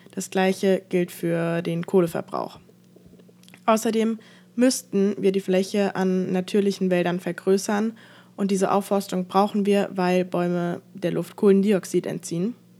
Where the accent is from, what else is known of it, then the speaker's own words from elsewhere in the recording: Frankfurt, Hesse, Germany; ich komme aus Frankfurt